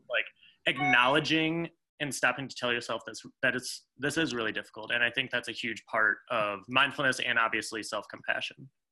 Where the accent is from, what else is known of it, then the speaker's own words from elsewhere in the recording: Michigan, United States; I'm from Michigan